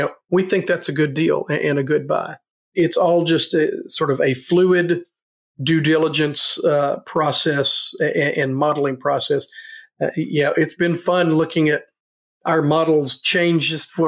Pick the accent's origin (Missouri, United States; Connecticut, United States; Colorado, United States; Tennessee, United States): Tennessee, United States; Nashville; born or raised there; now in Fayetteville, United States